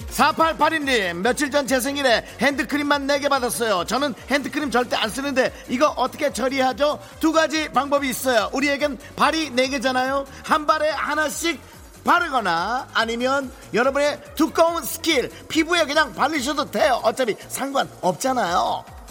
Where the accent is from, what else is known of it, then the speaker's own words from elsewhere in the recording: South Korea; 내가 한국 사람이라 그런지 몰라도